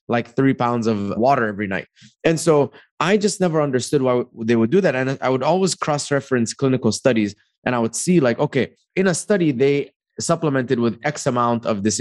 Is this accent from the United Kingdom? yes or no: no; Dubai, United Arab Emirates; also born or lived in Egypt; now in United States; came to America in 2011. I grew up in Dubai. I was born in Egypt.